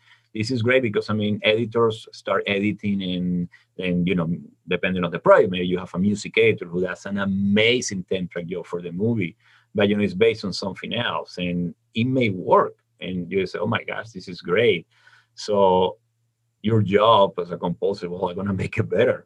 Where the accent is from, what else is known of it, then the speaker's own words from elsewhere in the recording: Venezuela; moved away as an adult; When I was in the university back in my hometown in Venezuela